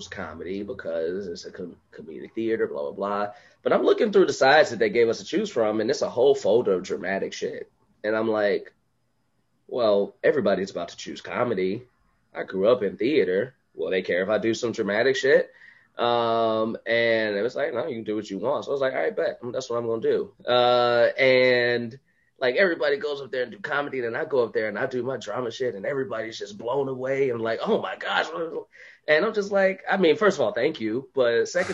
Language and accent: English; Chicago, Illinois, United States; now in Los Angeles, United States; I grew up in Chicago